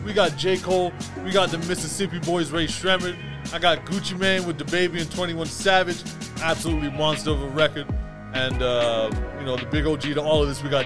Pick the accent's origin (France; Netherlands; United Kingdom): United Kingdom; England; moved away; I grew up in England